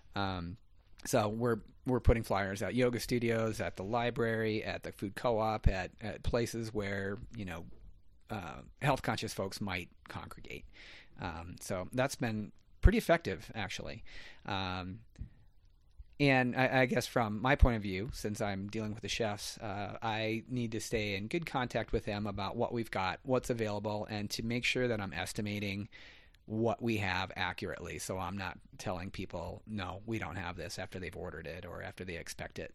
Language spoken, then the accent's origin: English; Gallatin Valley, Montana, United States; I grew up here in the Gallatin Valley